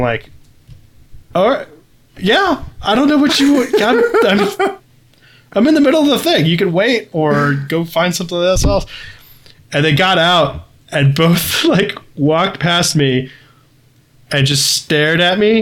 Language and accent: English; Midwest, United States; a Midwesterner with children